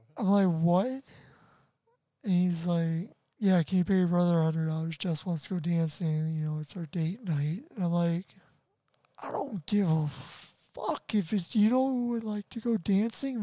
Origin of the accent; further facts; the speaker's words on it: Chicago suburbs, Illinois, United States; if i do move like from illinois i will miss a lot of people